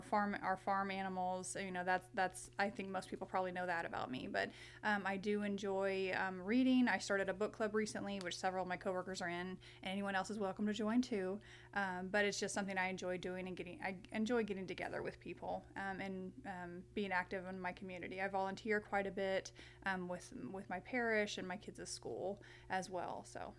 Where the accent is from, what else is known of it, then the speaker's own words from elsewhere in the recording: Paradise, Texas, United States; now in Missouri, United States; So I grew up in Texas, in Paradise, Texas, no less.